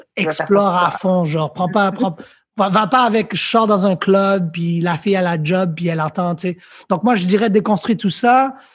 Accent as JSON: {"language": "French", "town": "Montreal", "region": "Quebec", "country": "Canada", "tie": "born or raised there", "also_born_or_lived": "France", "said": "j'ai grandi à Lucien Pagé"}